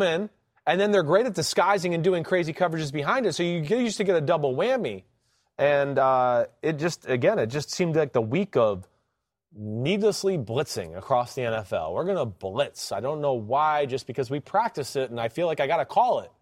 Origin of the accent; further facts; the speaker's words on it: New Jersey, United States; I'm from Jersey